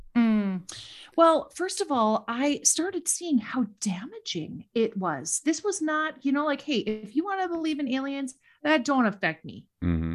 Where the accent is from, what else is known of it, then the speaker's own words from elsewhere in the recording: Minnesota, United States; accent: Minnesota; also born or lived in Washington D.C.; I was not born in the Midwest, but I moved here as a very young child. I moved to Minnesota when I was 4